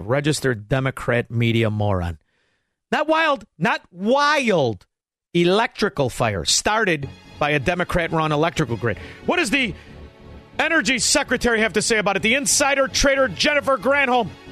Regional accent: Chicago, Illinois, United States; now in Florida, United States; I am originally a Chicagoan

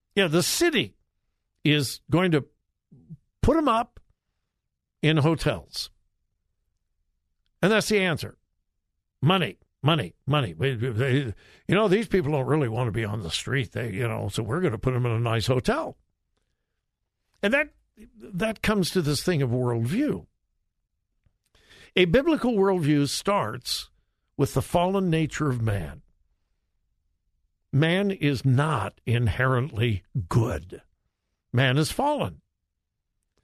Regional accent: California, United States; moved away; And I haven't lived in California for a long time, but that's my home state, born and raised there.

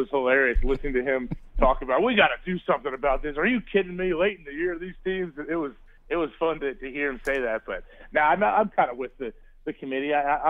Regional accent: Ohio, United States; I grew up in Ohio

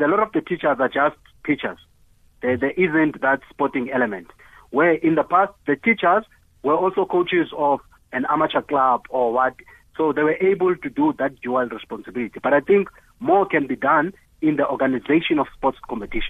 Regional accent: Eastern Cape, South Africa; moved away as an adult; also born or lived in Johannesburg; I come from Eastern Cape

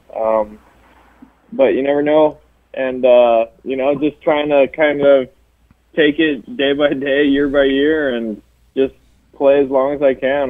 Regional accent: Hawaii, United States; I, I grew up in Hawaii. I was born and raised in Hawaii

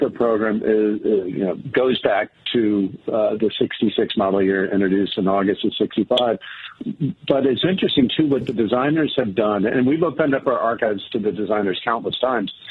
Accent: the South, United States; as a Southerner, I'm horrible at driving in snow

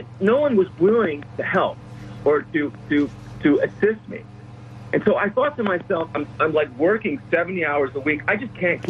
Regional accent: Philadelphia, Pennsylvania, United States; I grew up in Philadelphia in a row house

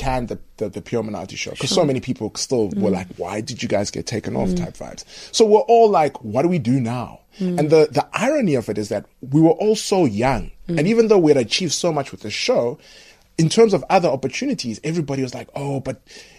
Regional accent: Zimbabwe; moved away; I went to a very good sort of private school in Zim, and I was playing rugby

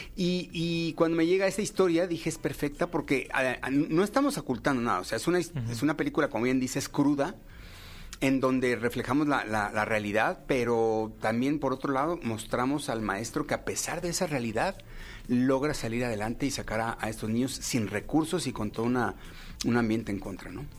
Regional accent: Mexico; como mexicanos

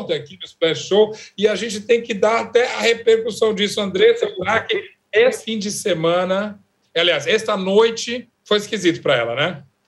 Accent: Uberaba, Minas Gerais, Brazil; moved away; Eu passei uma semana na minha terra, lá em Uberaba

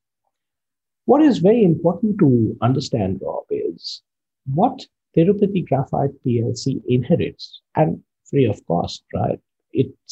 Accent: India; I come from India, a small town in India. My father pioneered graphite mining and processing in India

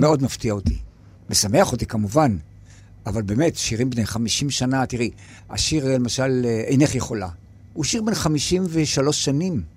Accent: Yagur, Haifa District, Israel; ביגור, כשהייתי ילד

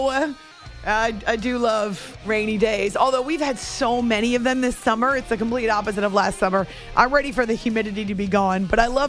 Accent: New Hampshire, United States; I've been listening to NFL on radio since I was growing up in New Hampshire as a kiddo

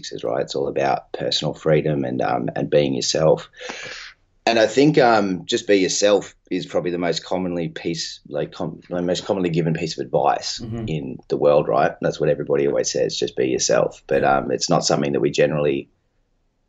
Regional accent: Sydney, New South Wales, Australia; we're based in the northwestern suburbs of Sydney, which is where I grew up in Ryde.

